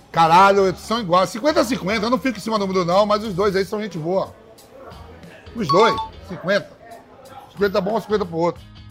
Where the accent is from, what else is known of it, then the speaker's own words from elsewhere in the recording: Bahia, Brazil; now in São Paulo, Brazil; eu nasci na Bahia, então não vou botar Salvador, mas vou botar. Também já moro em São Paulo